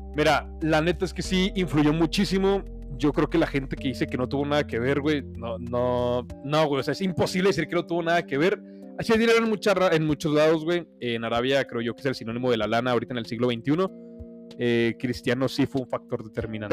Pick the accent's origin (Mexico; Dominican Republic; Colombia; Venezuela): Mexico; como mexicanos